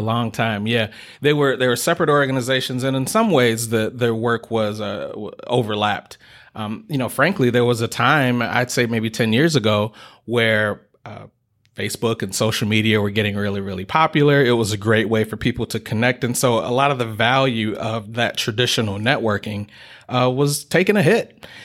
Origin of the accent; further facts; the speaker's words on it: Detroit, Michigan, United States; moved away as an adult; now in Kalamazoo, United States; I uh, was raised on the east side of the state, uh, so I'm from Detroit, Michigan